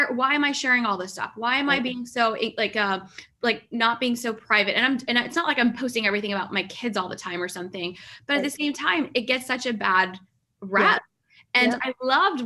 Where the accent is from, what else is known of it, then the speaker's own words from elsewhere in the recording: Pakistan; I'm Pakistani.